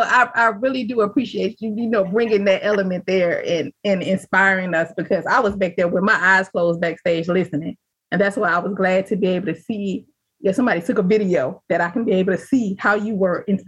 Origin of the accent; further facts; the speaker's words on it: the South, United States; I'm from the South.